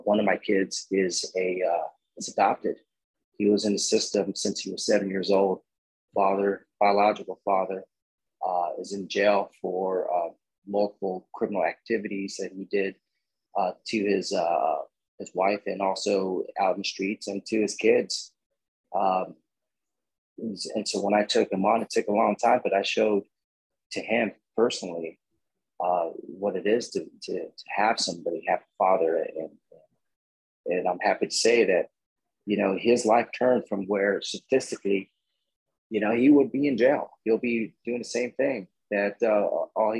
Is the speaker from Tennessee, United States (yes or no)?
no; National City, California, United States; I grew up in San Diego. It's not a good area, a little town or a little city called National City